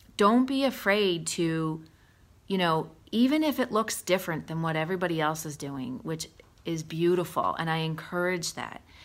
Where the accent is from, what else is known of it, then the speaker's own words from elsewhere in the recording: Allentown, Pennsylvania, United States; I grew up in Allentown